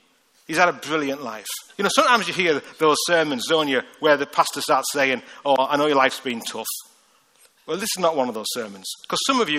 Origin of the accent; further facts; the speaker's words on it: Liverpool, North West England, United Kingdom; accent: Liverpool; I mean, honestly, even in Liverpool, I've got a rough accent. I can't order a Coke in Liverpool.